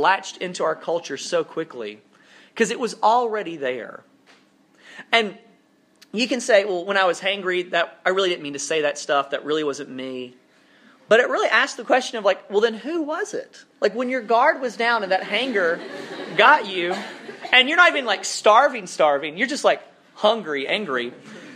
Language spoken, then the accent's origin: English; South Alabama, United States; now in North Carolina, United States; I grew up in South Alabama, which is a little bit more rural than this, but parts of North Carolina feel like the place where I grew up.